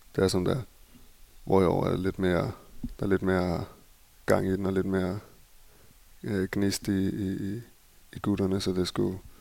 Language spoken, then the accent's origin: Danish; Copenhagen, Capital Region of Denmark, Denmark; moved away as an adult; also born or lived in Barcelona, Spain; now in Berlin, Germany; derhjemme i København